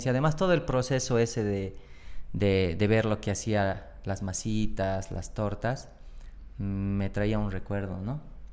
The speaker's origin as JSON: {"language": "Spanish", "region": "Oruro", "country": "Bolivia", "also_born_or_lived": "Buenos Aires, Argentina", "moved": "as an adult", "lives_now": "La Paz, Bolivia", "said": "Yo soy de Oruro"}